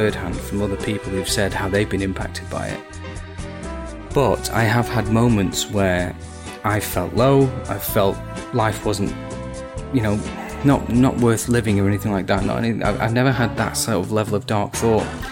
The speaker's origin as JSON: {"language": "English", "country": "United Kingdom", "said": "I'm British"}